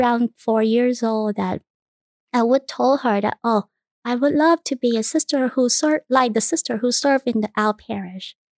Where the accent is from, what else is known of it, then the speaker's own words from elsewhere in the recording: Vietnam; English is a second language; moved away as an adult; now in Houston, United States; I was born and raised in Vietnam